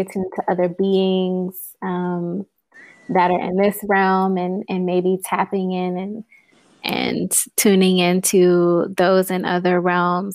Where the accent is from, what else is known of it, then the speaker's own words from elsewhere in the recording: Houston, Texas, United States; moved away; also born or lived in Louisiana / Chicago; I'm originally from Houston, Texas